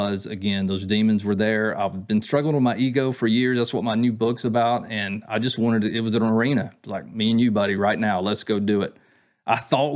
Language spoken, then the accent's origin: English; Georgia, United States; I grew up near the Southern Terminus down in Georgia.